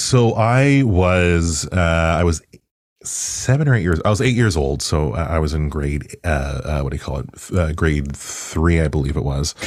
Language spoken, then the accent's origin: English; Toronto, Ontario, Canada; also born or lived in Pickering; I grew up in Agent Court in particular